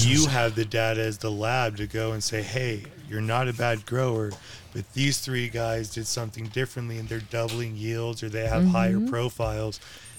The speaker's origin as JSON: {"language": "English", "town": "Paonia", "region": "Colorado", "country": "United States", "said": "I'm from Paonia."}